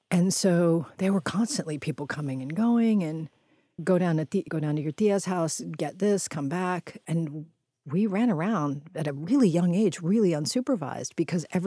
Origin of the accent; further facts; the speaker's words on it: Houston, Texas, United States; My brother and I initially grew up in what we would have called a barrio